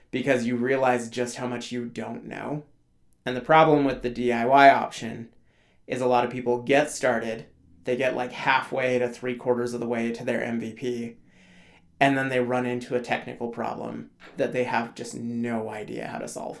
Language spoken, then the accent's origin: English; Alaska, United States; I grew up in Alaska